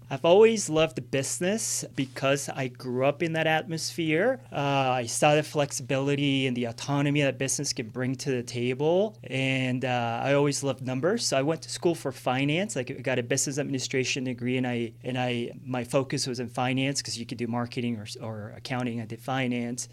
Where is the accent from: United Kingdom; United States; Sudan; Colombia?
Colombia; Villavicencio, Meta; moved away; I grew up in Colombia when I was eighty, grew up in Villavicencio, uh, Los Llanos Orientales